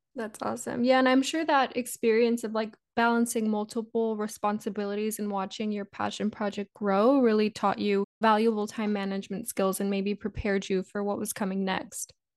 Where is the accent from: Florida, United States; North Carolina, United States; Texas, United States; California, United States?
Texas, United States; Mission; I'm, um, from Mission, Texas